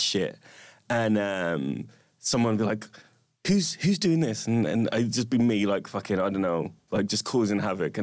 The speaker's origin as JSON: {"language": "English", "town": "Wolverhampton", "region": "West Midlands", "country": "United Kingdom", "tie": "born or raised there", "said": "I grew up in Wolverhampton."}